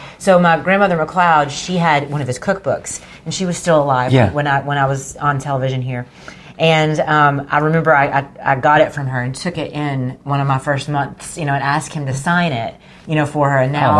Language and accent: English; La Follette, Tennessee, United States; I grew up in East Tennessee.